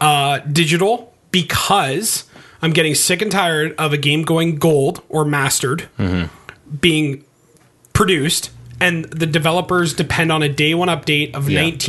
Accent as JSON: {"language": "English", "country": "Canada", "said": "I'm Canadian."}